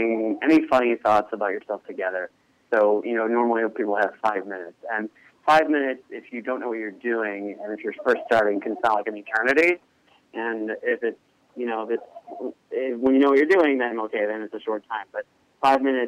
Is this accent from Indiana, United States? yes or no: no; Chicago, Illinois, United States; born or raised there